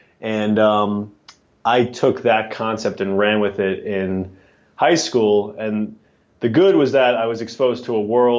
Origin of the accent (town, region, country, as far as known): New York City, New York, United States; born or raised there